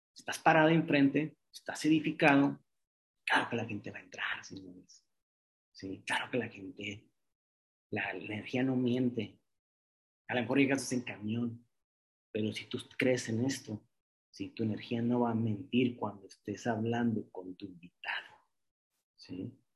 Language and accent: Spanish; Mexicali, Baja California, Mexico; now in Monterrey, Mexico; un alumno de psicología, de Mexicali, de un pueblo, sí, ni siquiera es de Monterrey